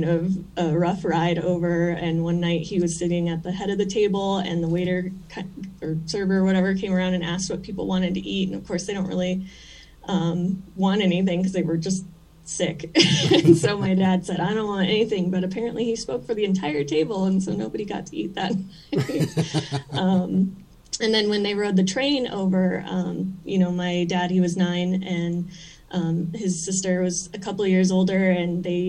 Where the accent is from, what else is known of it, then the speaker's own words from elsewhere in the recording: Arvada, Colorado, United States; I was born and raised in Arvada, Colorado